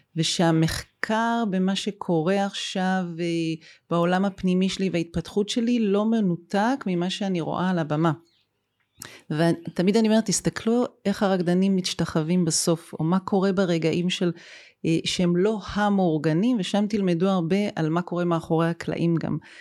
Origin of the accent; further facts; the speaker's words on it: Haifa, Haifa District, Israel; גם אני וגם אתה, דרך אגב, נולדנו בחיפה, שנינו חיפאים